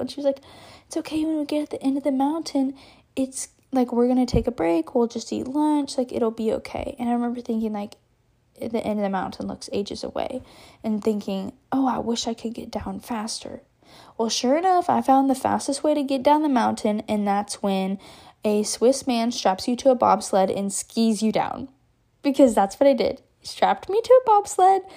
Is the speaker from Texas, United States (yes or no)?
yes; Texas, United States; I'm from Texas